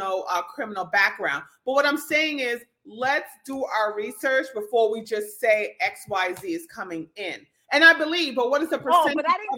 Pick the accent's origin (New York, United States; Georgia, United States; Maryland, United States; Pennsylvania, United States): New York, United States; New York City; I'm a U.S. citizen. I was born in the Bronx.